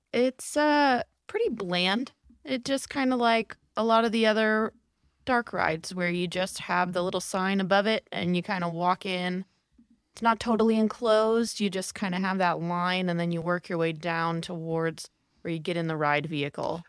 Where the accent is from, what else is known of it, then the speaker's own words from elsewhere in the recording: Maryland, United States; I am from Maryland, so I am an East Coast girl. So I grew up going to Disney World